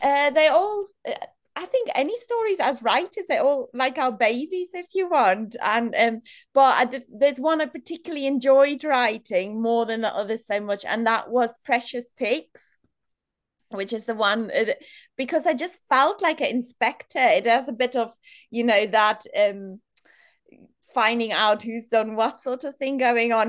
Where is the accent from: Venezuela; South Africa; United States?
South Africa; moved away as an adult; now in Manchester, United Kingdom; I grew up in South Africa in a really small town